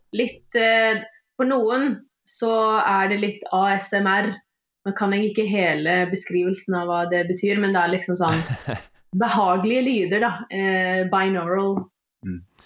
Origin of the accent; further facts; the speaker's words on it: Stavanger, Rogaland, Norway; accent: mix of Eastern and Western Norwegian; mine foreldre snakker østlandsk, men jeg vokste opp i Stavanger